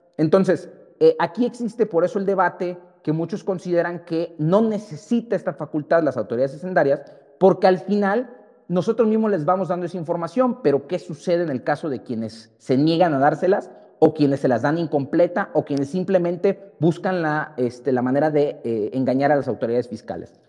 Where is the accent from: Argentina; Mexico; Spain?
Mexico; como mexicanos